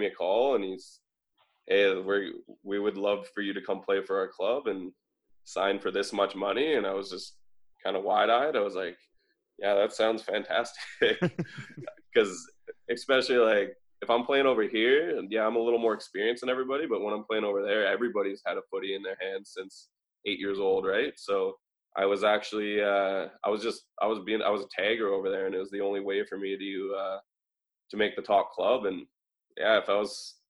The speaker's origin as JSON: {"language": "English", "country": "Canada", "said": "as a Canadian"}